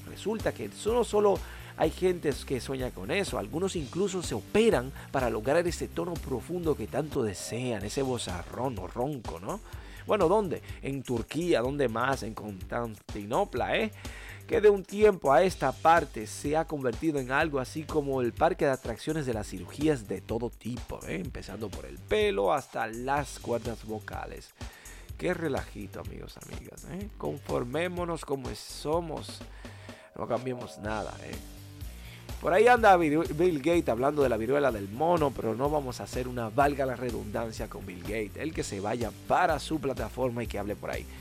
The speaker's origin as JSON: {"language": "Spanish", "country": "Dominican Republic", "said": "en mi país, República Dominicana"}